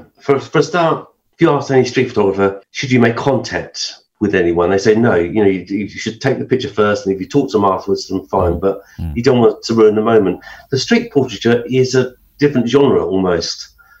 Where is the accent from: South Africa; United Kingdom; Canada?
United Kingdom; High Wycombe, South East England; also born or lived in London; Well, I was born in London. I was born in Chelsea. In the 60s, we moved around and we ended up in High Wycombe.